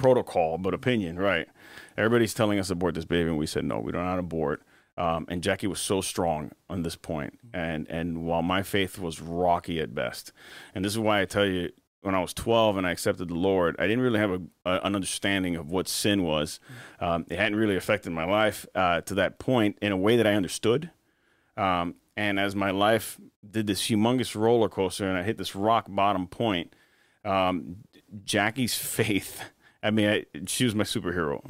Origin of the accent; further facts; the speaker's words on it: Miami, Florida, United States; also born or lived in Spain; now in Jacksonville, United States; I was born in Miami, and, uh, born and raised for the most part in Miami until about nineteen ninety-seven, when we moved to Spain.